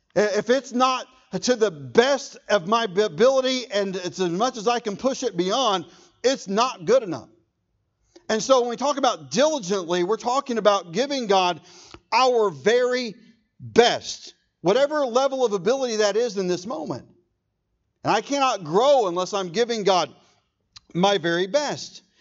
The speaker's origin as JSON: {"language": "English", "town": "Irving", "region": "Texas", "country": "United States", "tie": "born or raised there", "said": "I was born in Irving"}